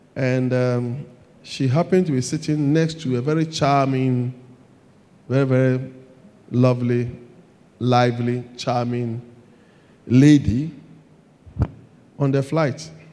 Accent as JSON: {"language": "English", "country": "Ghana", "said": "I'm a Ghanaian. I live in Ghana."}